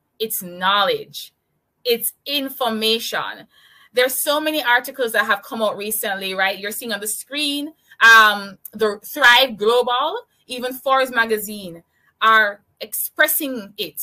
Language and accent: English; Kingston, Jamaica; I'm from Kingston, Jamaica.